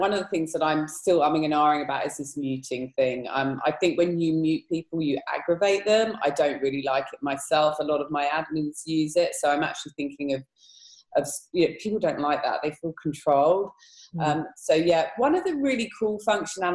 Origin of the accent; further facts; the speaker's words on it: England, United Kingdom; Being English